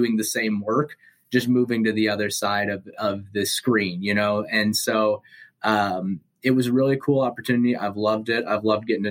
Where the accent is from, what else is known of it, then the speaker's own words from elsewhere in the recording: Sioux Falls, South Dakota, United States; moved away as an adult; now in Washington, D.C., United States; I'm from Sioux Falls, South Dakota, which is that is the urban area in South Dakota, but I think you would call it rural in almost any other state. I'm very aware of that situation, but I'm South Dakota through and through, basically. I grew up there